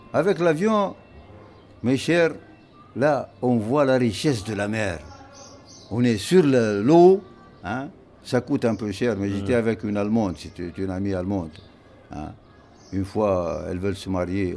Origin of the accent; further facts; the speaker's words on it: central Tunisia, Tunisia; je viens du centre de la Tunisie